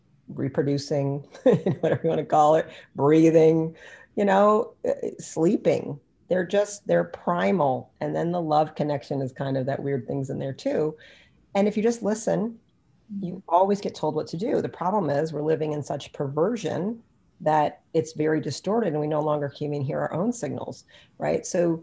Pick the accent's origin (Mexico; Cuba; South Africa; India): India; Ayurvedic medicine, I'm Indian, so that's like my game, right?